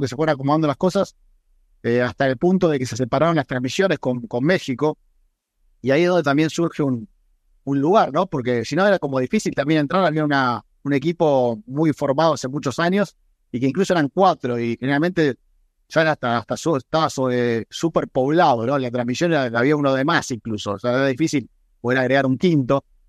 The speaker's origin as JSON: {"language": "Spanish", "country": "Argentina", "said": "Argentina y me viene a la mente orgullo, mi nacionalidad, o sea, poder haber representado a mi país por el mundo"}